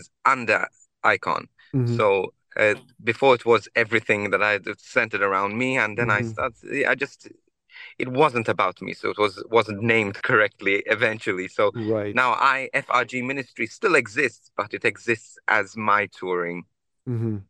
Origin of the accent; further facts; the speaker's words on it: Australia; I'm originally from Australia, so that's where I started off.